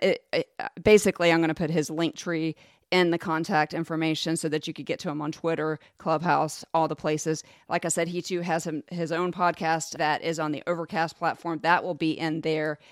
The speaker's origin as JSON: {"language": "English", "town": "Jacksonville", "region": "Florida", "country": "United States", "tie": "born or raised there", "said": "I grew up in Jacksonville"}